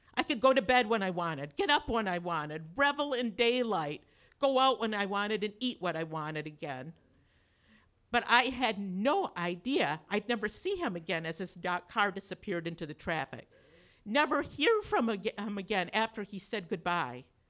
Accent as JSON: {"language": "English", "town": "Grand Rapids", "region": "Michigan", "country": "United States", "said": "I was like the dullest person from Dole Grand Rapids"}